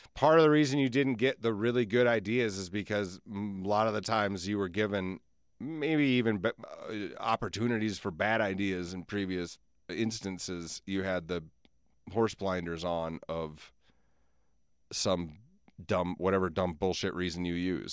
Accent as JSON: {"language": "English", "town": "Alcester", "region": "South Dakota", "country": "United States", "tie": "born or raised there", "said": "I grew up in Alcester"}